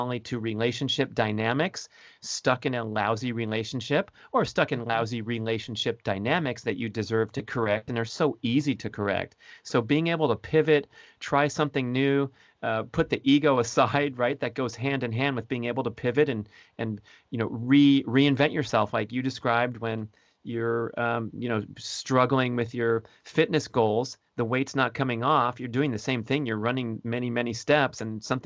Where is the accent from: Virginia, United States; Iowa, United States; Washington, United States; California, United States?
California, United States; Southern; I'm from Southern California